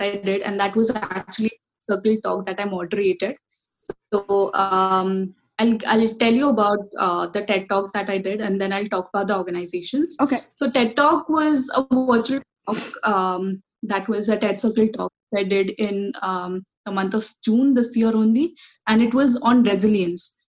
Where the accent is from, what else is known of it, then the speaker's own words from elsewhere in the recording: Kolhapur, Maharashtra, India; I come from uh, the city called Kolhapur, which is located in state of Maharashtra.